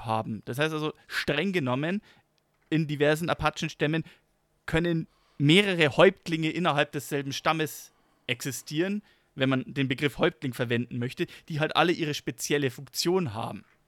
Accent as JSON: {"language": "German", "country": "Germany", "said": "bei uns in Deutschland"}